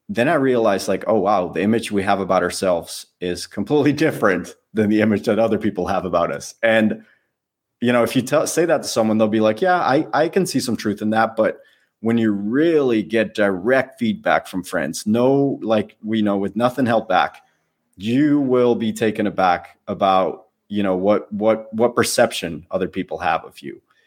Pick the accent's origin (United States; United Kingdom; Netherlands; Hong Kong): Netherlands; moved away as an adult; I lived in the Netherlands